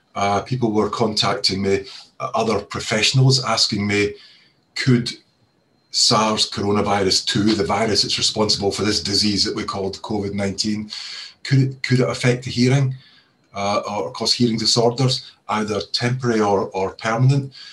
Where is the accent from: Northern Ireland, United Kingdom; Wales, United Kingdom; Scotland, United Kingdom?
Scotland, United Kingdom; accent: Scottish; now in Cheshire, United Kingdom; You can probably tell from my accent that I'm originally from Scotland